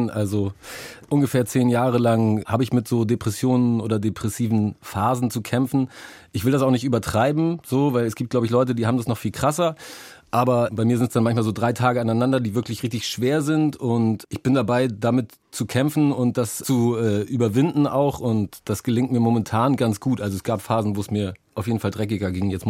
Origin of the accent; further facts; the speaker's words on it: Hamburg, Germany; weil ich dachte, ich rede nur mal so, ich komme mal aus Hamburg, was willst du von mir? Aber ähm, ja, der ist irgendwie drin.